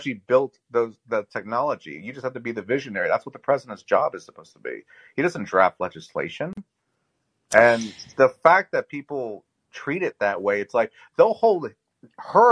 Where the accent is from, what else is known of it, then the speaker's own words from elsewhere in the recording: Louisiana, United States; now in West Virginia, United States; I am from Louisiana, but I'm currently in West Virginia